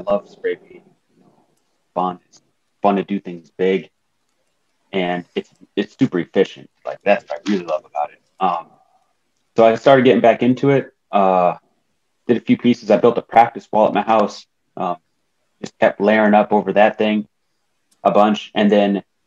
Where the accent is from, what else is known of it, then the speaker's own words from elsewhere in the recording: Wisconsin Rapids, Wisconsin, United States; also born or lived in Madison, Wisconsin; we had to move up north back to my hometown, Wisconsin Rapids, a very small town